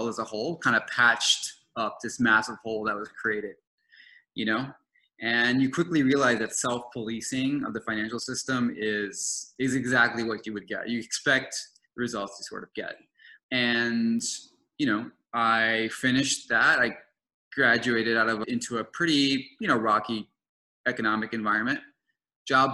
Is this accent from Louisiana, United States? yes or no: yes; New Orleans, Louisiana, United States; I am currently in my hometown of New Orleans, riding out this pandemic